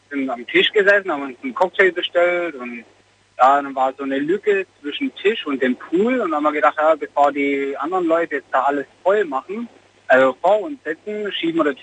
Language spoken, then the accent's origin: German; Messstetten, Baden-Württemberg, Germany; Genau, aus unserem Ort.